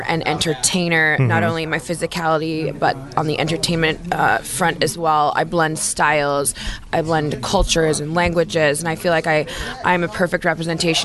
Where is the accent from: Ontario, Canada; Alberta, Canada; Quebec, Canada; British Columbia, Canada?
British Columbia, Canada; Victoria; moved away; also born or lived in Calgary, Canada; I'm Canadian. I was born and raised in Victoria, BC.